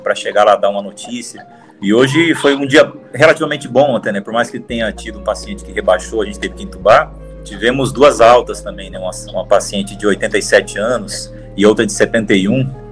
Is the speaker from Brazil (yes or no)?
yes; Rondônia, Brazil; moved away as an adult; now in São Paulo, Brazil; Eu venho de Rondônia, né, vim de um outro estado para cá, para São Paulo, assim que eu me formei